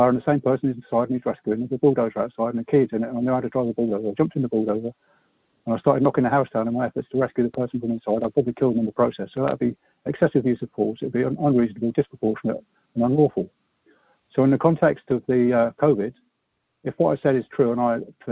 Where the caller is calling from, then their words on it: Herefordshire, West Midlands, United Kingdom; I'm calling from Herefordshire.